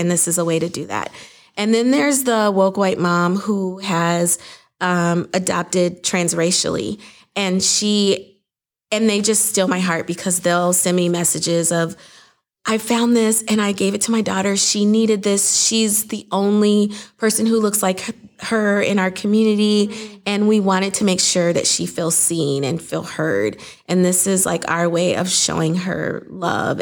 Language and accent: English; Saint Paul, Minnesota, United States; I grew up in Saint Paul, Minnesota